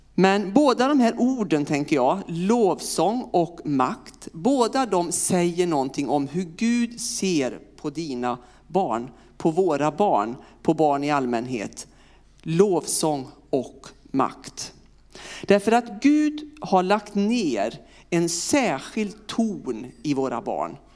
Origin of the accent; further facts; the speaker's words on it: Vinninga, Västra Götaland, Sweden; accent: västgöte; moved away as an adult; also born or lived in Partille / Uppsala; now in Örkelljunga, Sweden; jag är född och uppvuxen eh, strax utanför Lidköping på ett en liten, ja, samhälle som heter Vinninga.